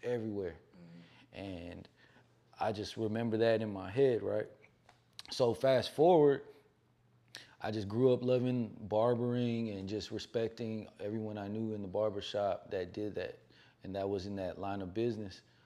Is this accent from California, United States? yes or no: yes; the Bay Area, California, United States; I grew up in the Bay